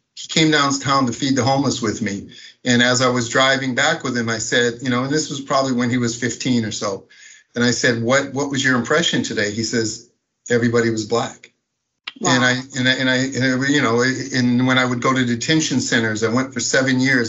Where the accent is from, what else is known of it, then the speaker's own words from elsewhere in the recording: Minneapolis, Minnesota, United States; I grew up in Minneapolis, Minnesota.